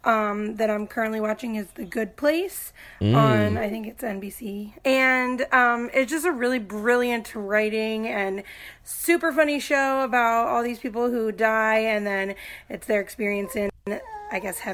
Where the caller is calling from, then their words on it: Pennsylvania, United States; I'm from Pennsylvania, where it's currently like 1 degree here.